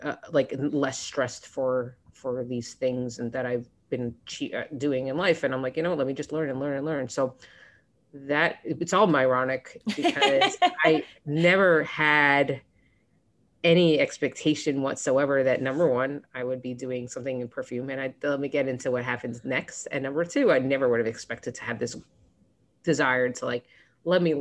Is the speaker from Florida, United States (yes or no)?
yes; Florida, United States; now in New York, United States; I grew up in Florida, but I was in college. This was in Columbia University